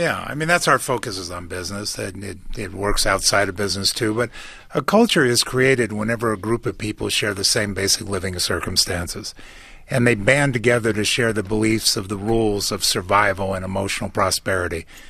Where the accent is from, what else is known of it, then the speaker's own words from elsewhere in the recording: United States; I'm from America